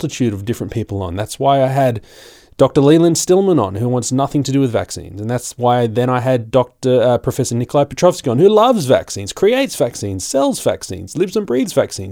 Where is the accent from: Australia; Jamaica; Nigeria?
Australia; I'm just an Aussie